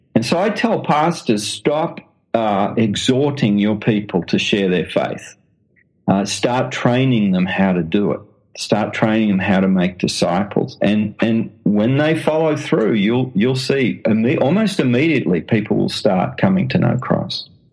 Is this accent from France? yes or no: no; Australia; accent: Australian; now in London, United Kingdom; as you can tell from the accent, I'm an Australian